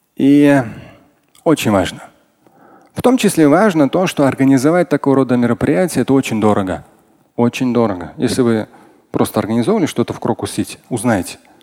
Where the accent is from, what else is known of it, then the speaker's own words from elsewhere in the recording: Moscow, Russia; как москвич, я родился в Москве